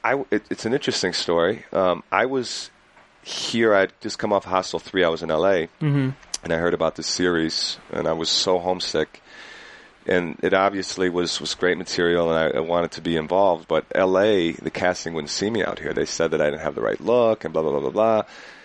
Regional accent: Detroit, Michigan, United States; moved away; I'm originally from Detroit

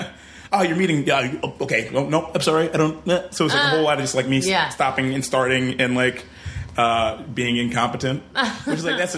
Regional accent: Detroit, Michigan, United States; I'm from Detroit.

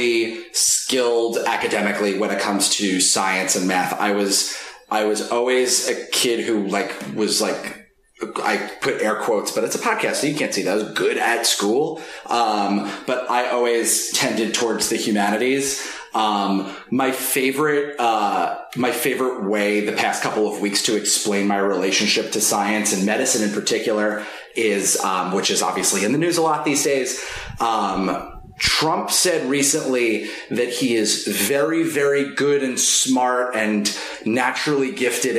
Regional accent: New York, United States; We're both from New York.

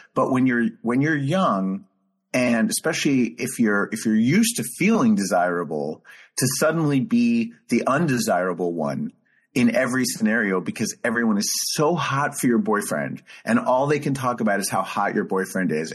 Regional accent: New York, United States; just being a New Yorker

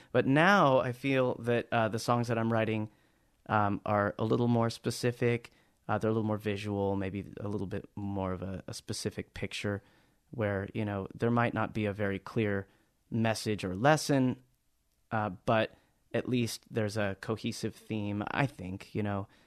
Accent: Anaheim, California, United States; I was born in Anaheim, California, about a, well, I grew up about a block and a half away from Disneyland.

